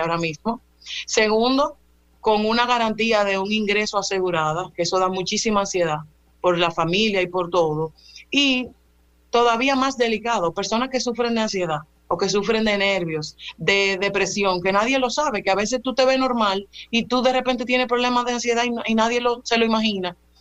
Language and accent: Spanish; Dominican Republic; como dominicanos